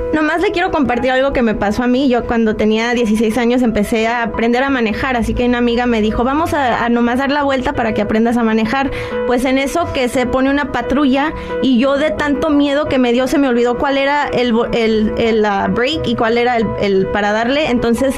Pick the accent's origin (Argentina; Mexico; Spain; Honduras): Mexico; Michoacán; now in United States; Yo nací en México, en Michoacán, y estuve aquí 16 años